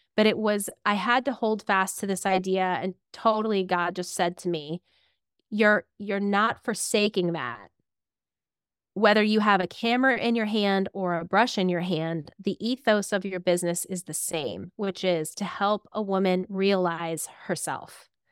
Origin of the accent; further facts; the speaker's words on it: Clarion, Pennsylvania, United States; also born or lived in State College, Pennsylvania; I grew up in a little town called Clarion